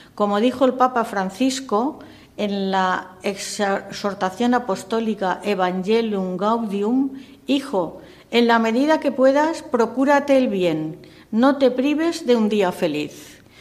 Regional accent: Castile, Spain; Soy castellana y en Castilla

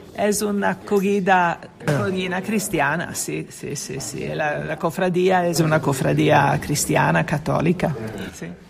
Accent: Genoa, Liguria, Italy; Spanish is a second language; Soy de Génova, Italia.

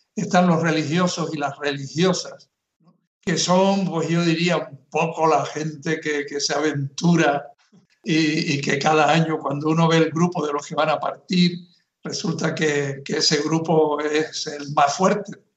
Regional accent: Canary Islands, Spain; moved away as an adult; also born or lived in Nicaragua; soy de Canarias y he estado en misión en Nicaragua

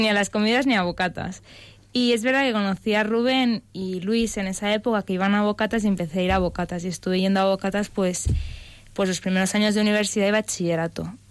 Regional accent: Barcelona, Catalonia, Spain; moved away as an adult; now in Madrid, Spain; soy de Barcelona y llevo ya tres años en Madrid

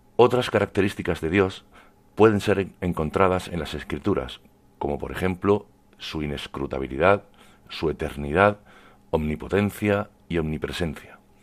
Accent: Cuevas del Almanzora, Andalusia, Spain; moved away as an adult; now in Puerto Rico; Aunque soy de Cuevas de Almanzora, en Almería, llevo ya algunos años desempeñando mi trabajo en Puerto Rico.

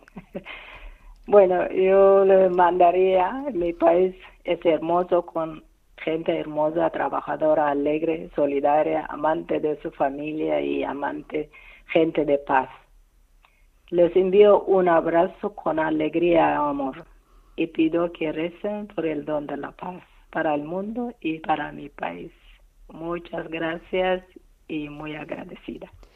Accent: Eritrea; Spanish is a second language; moved away; 32 años operado en mi país

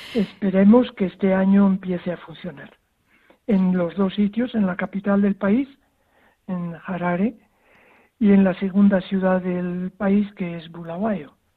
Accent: Zaragoza, Aragon, Spain; moved away as an adult; also born or lived in Zimbabwe; now in Hwange, Zimbabwe; nací en Zaragoza y estoy bautizado en Zaragoza

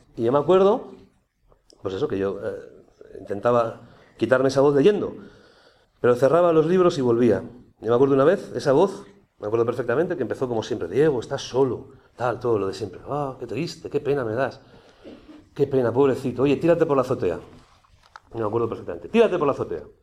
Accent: Aragon, Spain; yo soy aragonés

